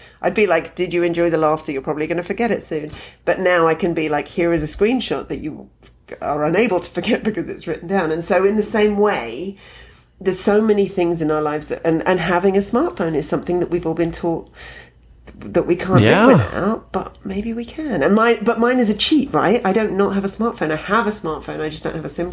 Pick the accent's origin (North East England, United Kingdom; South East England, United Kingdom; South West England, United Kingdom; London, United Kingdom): London, United Kingdom; moved away as an adult; also born or lived in Edinburgh; now in Toronto, Canada; even though I grew up in London, I'm not really a London person.